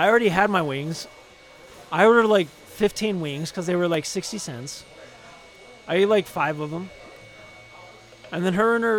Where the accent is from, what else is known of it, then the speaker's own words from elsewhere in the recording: Phoenix, Arizona, United States; moved away; I'm from Phoenix.